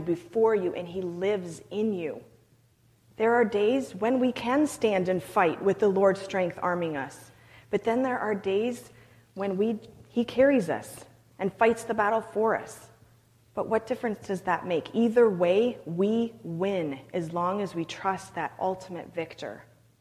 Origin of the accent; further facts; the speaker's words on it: Canada; I'm Canadian